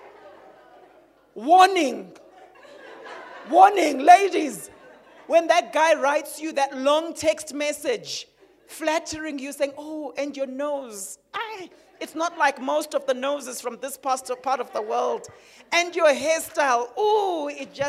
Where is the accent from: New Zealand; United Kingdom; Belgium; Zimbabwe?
Zimbabwe; Harare; moved away; growing up in Zim in Harare